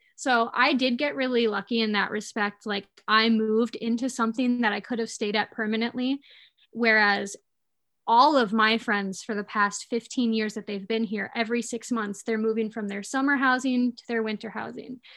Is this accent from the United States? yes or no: yes; Escanaba, Michigan, United States; moved away as an adult; now in Mackinac Island, United States; I am from Escanaba, Michigan. Um, I grew up there my whole life.